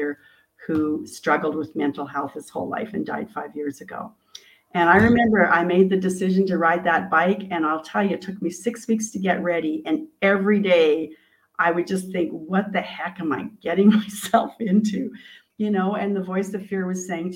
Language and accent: English; Canada; I'm from Canada